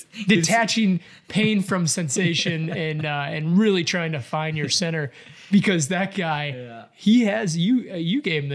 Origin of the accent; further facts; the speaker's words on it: Chicago, Illinois, United States; moved away; I'm from Chicago, man. Yeah, I grew up around that.